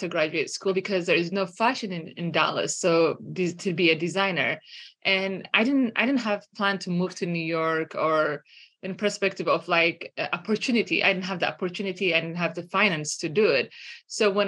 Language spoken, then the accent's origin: English; Eritrea; moved away as an adult; now in United States; I grew up in Eritrea, northern east of Africa